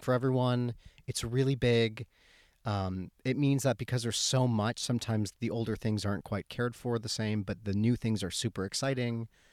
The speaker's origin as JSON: {"language": "English", "region": "Michigan", "country": "United States", "tie": "born or raised there", "said": "I grew up in Michigan, but I, we were in L A a lot"}